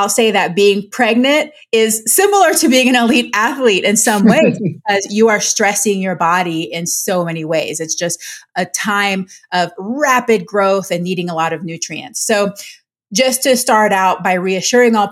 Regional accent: Panama; I'm Panamanian. I'm from Latin America.

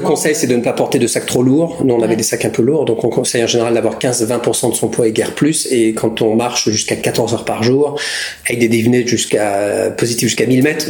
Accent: Normandy, France; Je suis normand, canet, donc c'est pas très loin, c'est au, pas de la porte, j'ai envie de dire, euh, de là où j'ai grandi

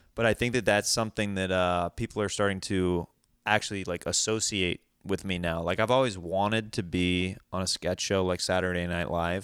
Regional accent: Kansas City, United States; I'm from Kansas City

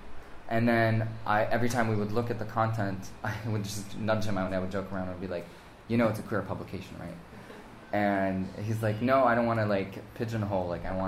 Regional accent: United States; even though I was raised in America, I was raised in an extremely Lebanese family.

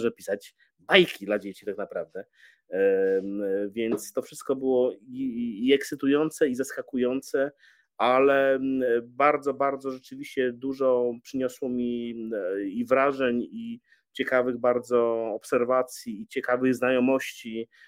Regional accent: Białystok, Podlaskie Voivodeship, Poland; moved away as an adult; also born or lived in Warsaw; Przyjechałem na Jelonki z Białego Stoku, z mojego rodzinnego miasta

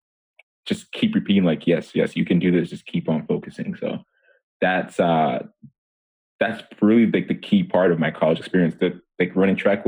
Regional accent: Methuen, Massachusetts, United States; also born or lived in Monrovia, Liberia; growing up in Methuen, Massachusetts

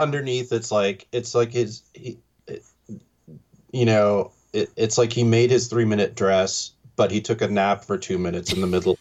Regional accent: New York, United States; growing up in New York

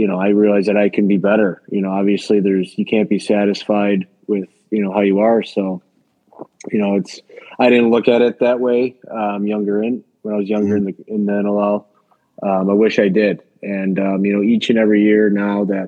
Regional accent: United States; as an American

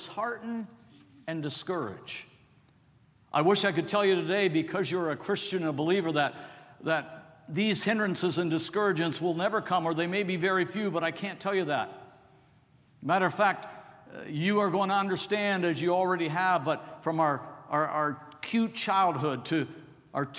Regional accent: Toronto, Ontario, Canada; now in United States; I was born and raised in Toronto

